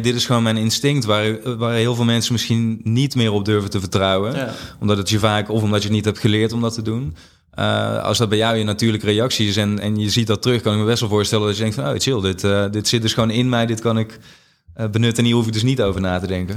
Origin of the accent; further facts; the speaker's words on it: Limburg, Netherlands; moved away; ik, ik, ben in Limburg opgegroeid, dus ook heel anders dan waar ik nu eh, me begeef.